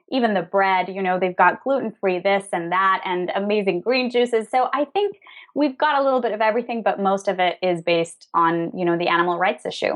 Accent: Venezuela; also born or lived in New York, United States; now in Madrid, Spain; We're originally from Venezuela, both of us

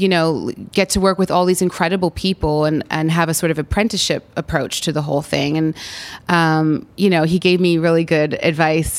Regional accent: Canada; I'm Canadian

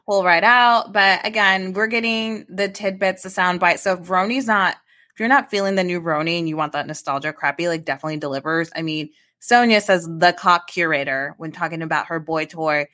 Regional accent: Midwest, United States

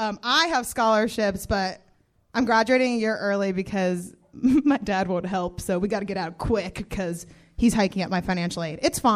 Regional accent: Missoula, Montana, United States; born or raised there; now in Los Angeles, United States

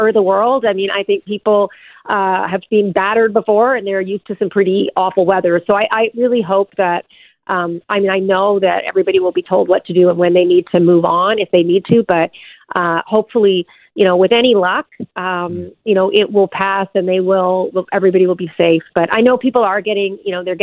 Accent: Newfoundland and Labrador, Canada; now in Ontario, Canada; I grew up in Newfoundland, born and raised.

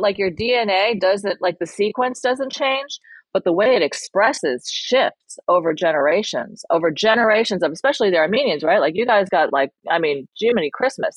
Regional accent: New York, United States; English is a second language; landed in New York and had me and my brother.

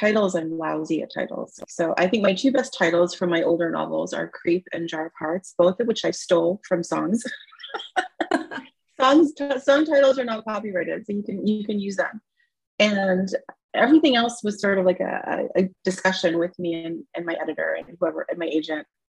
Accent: Toronto, Ontario, Canada; moved away as an adult; also born or lived in Seattle; I grew up in Toronto, born and raised, and I'm in a suburb of Toronto right now

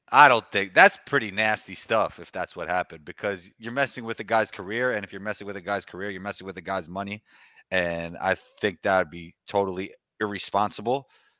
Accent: New York, United States; Nick, I'm from New York. That's nothing right there.

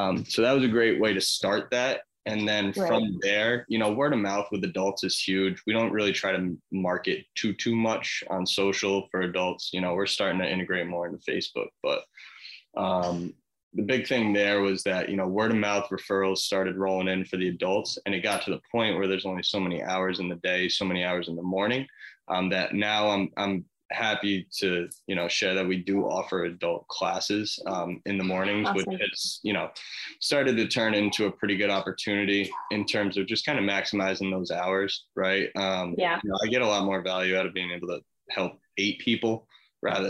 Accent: Rhode Island, United States; moved away; also born or lived in Tampa, Florida; my hometown. And I decided it was time to pull trigger and get back to Rhode Island

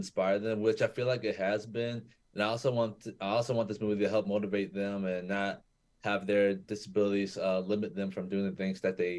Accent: Tampa, Florida, United States; Yeah, my hometown.

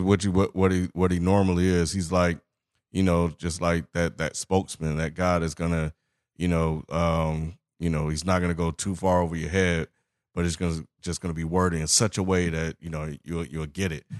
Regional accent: Mississippi, United States; I'm from Mississippi

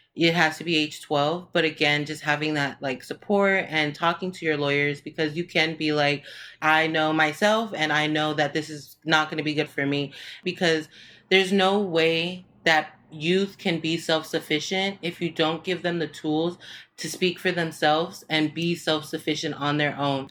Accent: Los Angeles, California, United States; accent: valley; I was born in Northridge

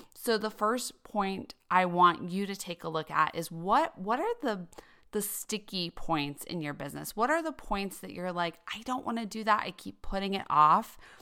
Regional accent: Denver, Colorado, United States; moved away as an adult; also born or lived in New York City; I grew up in Denver, Colorado

